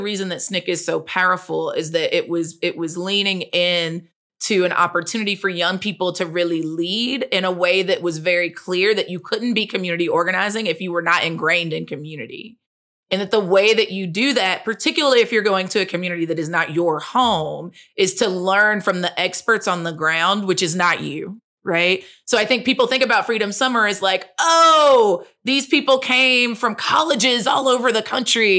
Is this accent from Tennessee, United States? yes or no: yes; Chattanooga, Tennessee, United States; also born or lived in Chicago; I was born in Chattanooga, Tennessee, which is in the Tennessee River Valley.